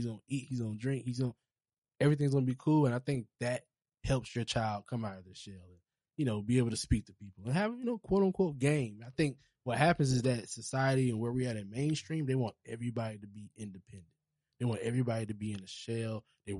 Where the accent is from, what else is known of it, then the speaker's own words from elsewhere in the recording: Charleston, South Carolina, United States; Bro, I'm from Charleston. Charleston's country.